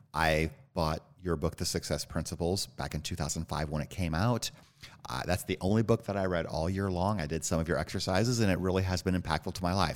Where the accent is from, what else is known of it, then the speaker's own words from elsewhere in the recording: Northwood, Iowa, United States; moved away; also born or lived in Illinois; And I grew up in Iowa, a little town called Northwood.